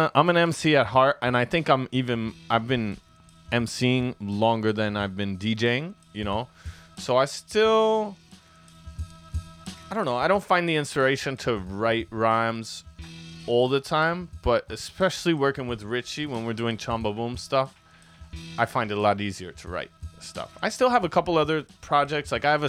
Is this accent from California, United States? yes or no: no; New York, United States; now in Mexico; So before I moved to Mexico, I grew up in New York.